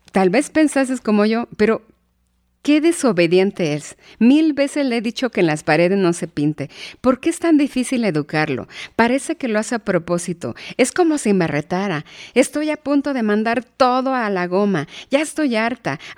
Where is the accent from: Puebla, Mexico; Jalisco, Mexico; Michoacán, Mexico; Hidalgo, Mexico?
Hidalgo, Mexico; born there; no voy a salir adelante porque nací en Hidalgo, porque vengo de padres pobres